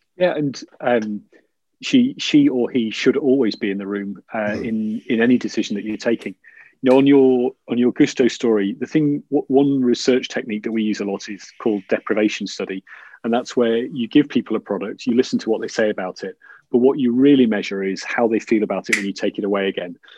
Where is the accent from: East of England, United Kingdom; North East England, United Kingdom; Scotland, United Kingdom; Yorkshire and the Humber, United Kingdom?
Yorkshire and the Humber, United Kingdom; I'm from Yorkshire